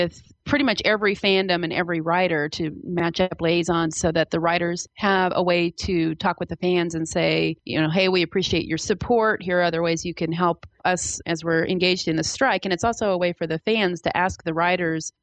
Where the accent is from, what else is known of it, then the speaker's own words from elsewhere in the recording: Kansas, United States; I'm from Kansas, and I work at a local university here